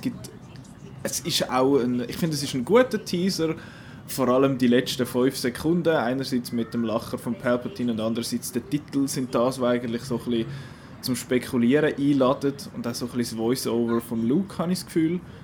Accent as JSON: {"language": "German", "country": "Switzerland", "said": "bei uns in der Schweiz"}